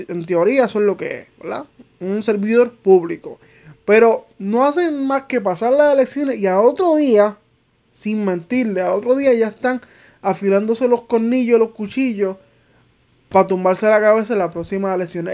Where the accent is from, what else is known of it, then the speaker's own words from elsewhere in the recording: Manatí, Puerto Rico; also born or lived in Arecibo; yo soy de Manatí, pero pues mi segundo pueblo como tal es Arecibo